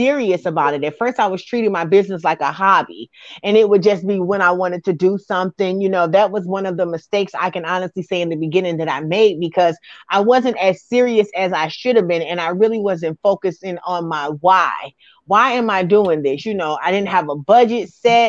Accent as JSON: {"language": "English", "town": "New York City", "region": "New York", "country": "United States", "tie": "born or raised there", "also_born_or_lived": "Alton, Illinois", "moved": "yes", "lives_now": "St. Louis, United States", "said": "I was actually born and raised in Brooklyn, New York, and then I relocated to Alton, Illinois."}